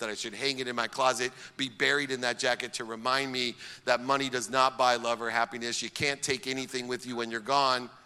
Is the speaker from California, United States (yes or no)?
yes; San Diego, California, United States; also born or lived in Akron, Ohio; when I moved from Akron, Ohio to San Diego